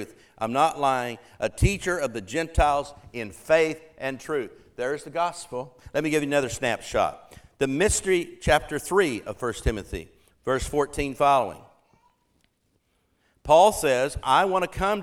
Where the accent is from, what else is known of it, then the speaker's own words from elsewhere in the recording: Oklahoma, United States; moved away; this little church I grew up in Oklahoma